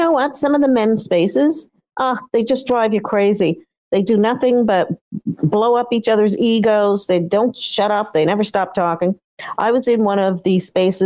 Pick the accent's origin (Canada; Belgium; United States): Canada; Eastern Canada; I'm from Eastern Canada. I grew up on the Atlantic Ocean.